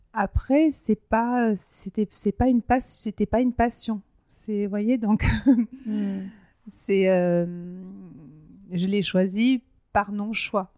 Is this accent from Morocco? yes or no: no; Hautes-Pyrénées, Occitania, France; moved away; je suis originaire là-bas, mais c'est pas là-bas que j'ai vécu le plus longtemps de ma vie, mais c'est un peu mon, enfin, mon enfance, je l'ai passée dans, cette région-là. En fait, je suis née dans les Hautes-Pyrénées